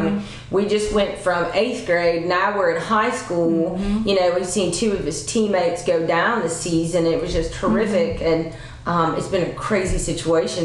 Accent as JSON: {"language": "English", "town": "Huntsville", "region": "Alabama", "country": "United States", "moved": "yes", "lives_now": "West Tennessee, United States", "said": "I'm from Huntsville"}